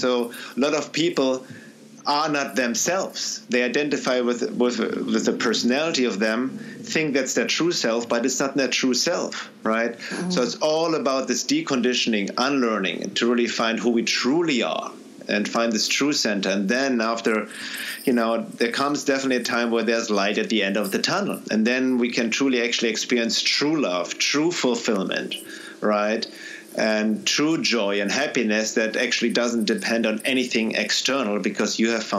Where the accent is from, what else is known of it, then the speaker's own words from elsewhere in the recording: Germany; now in United States; And when I first came from the U.S., from Germany to the U.S., 23 years ago, and people are greeting me, hey, how are you?